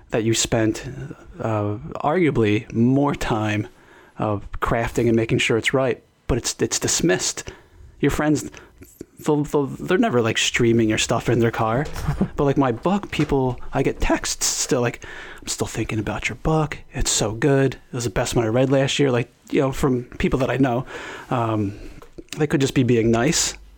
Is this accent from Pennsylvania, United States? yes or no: yes; Philadelphia, Pennsylvania, United States; I was born in South Philadelphia.